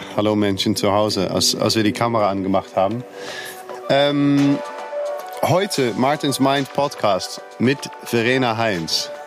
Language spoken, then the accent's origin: German; Netherlands; now in Cologne, Germany; Ich komme aus Holland und bin in Köln geblieben